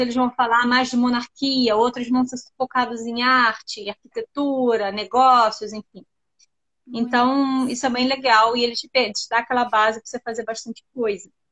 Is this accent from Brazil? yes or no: yes; Rio de Janeiro, Brazil; moved away as an adult; now in London, United Kingdom; eu sou do Rio, tá? E eu tô morando em Londres já vai fazer uns seis anos